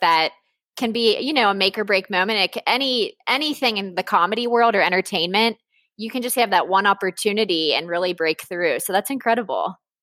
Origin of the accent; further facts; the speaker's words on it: Cincinnati, Ohio, United States; I'm from Cincinnati